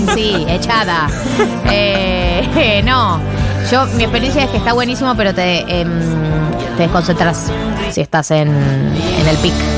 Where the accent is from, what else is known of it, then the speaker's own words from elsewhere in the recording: Argentina; somos los argentinos